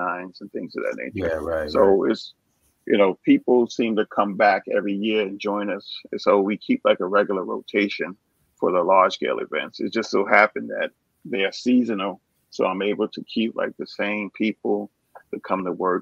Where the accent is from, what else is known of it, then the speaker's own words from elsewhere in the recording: New York City, New York, United States; I'm originally from New York, born and raised in the Bronx